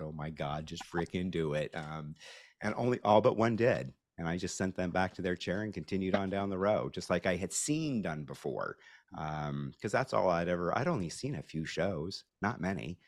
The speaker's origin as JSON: {"language": "English", "region": "Pacific Northwest", "country": "United States", "tie": "born or raised there", "said": "I grew up in the Pacific Northwest"}